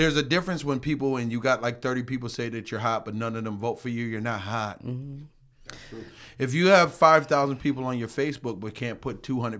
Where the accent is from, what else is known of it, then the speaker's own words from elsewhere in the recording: Rochester, New York, United States; I'm from Rochester, love it to death, Flower City, stand up